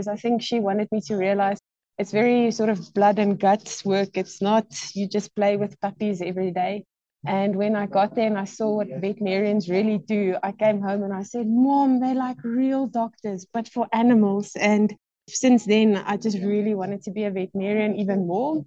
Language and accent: English; Bloemfontein, Free State, South Africa; also born or lived in Gauteng; I was actually born in Gauteng, and my dad was transferred to Bloemfontein when I was grade 3, all day standard 1. So I grew up in the Free State.